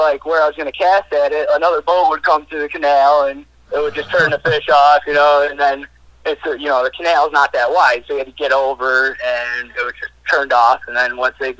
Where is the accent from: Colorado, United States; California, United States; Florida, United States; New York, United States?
New York, United States; Buffalo; I'm from Buffalo, New York, just south of Buffalo